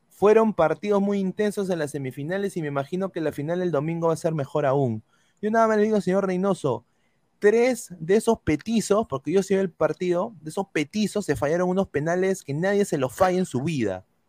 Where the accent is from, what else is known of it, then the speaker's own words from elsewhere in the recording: Peru; now in United States; como buenos peruanos nosotros